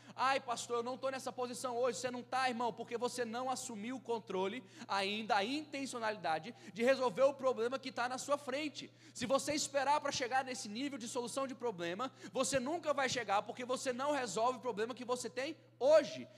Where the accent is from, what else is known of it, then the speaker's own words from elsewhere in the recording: Brasília, Federal District, Brazil; eu sou lá de Brasília, da Igreja Batista Filadélfia